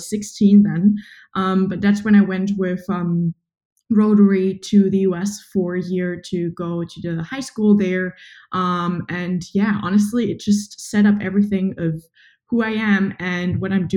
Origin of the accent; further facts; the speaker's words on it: Southern Germany, Germany; moved away as an adult; now in Berlin, Germany; from Germany, very close to where you're from, actually, which is so funny, in the south of Germany.